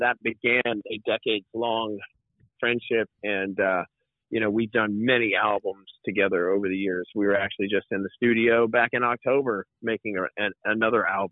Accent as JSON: {"language": "English", "town": "Shreveport", "region": "Louisiana", "country": "United States", "tie": "born or raised there", "moved": "yes", "lives_now": "Tennessee, United States", "said": "my hometown of Shreveport"}